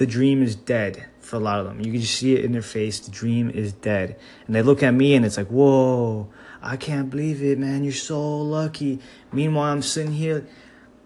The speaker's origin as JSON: {"language": "English", "town": "Miami", "region": "Florida", "country": "United States", "tie": "born or raised there", "said": "growing up in Miami"}